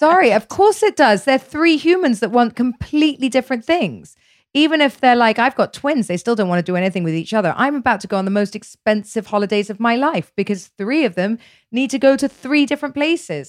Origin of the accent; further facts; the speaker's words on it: United Kingdom; I'm British